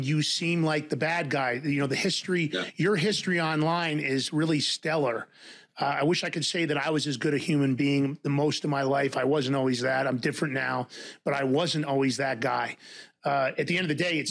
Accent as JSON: {"language": "English", "town": "New York City", "region": "New York", "country": "United States", "tie": "born or raised there", "also_born_or_lived": "Tarrytown, New York / White Plains, New York", "moved": "yes", "lives_now": "Denver, United States", "said": "I'm from, I grew up in Fordham Road in the Bronx, was born in Tarrytown, New York"}